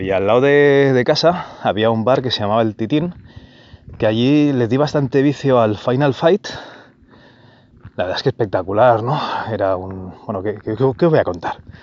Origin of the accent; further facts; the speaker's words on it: Barcelona, Catalonia, Spain; yo nací en Barcelona, y el primer salón recreativo que, fue, que fui fue con, con José Tutor, un compañero de colegio